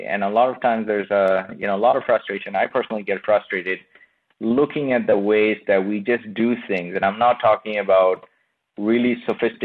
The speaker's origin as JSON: {"language": "English", "country": "Bangladesh", "tie": "born or raised there", "moved": "yes", "said": "I come from Bangladesh. I was born and brought up in Bangladesh"}